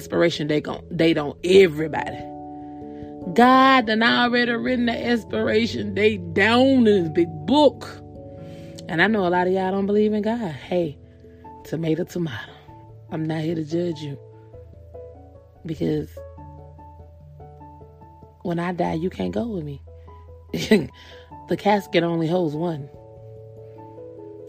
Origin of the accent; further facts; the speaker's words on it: the South, United States; I'm also from the South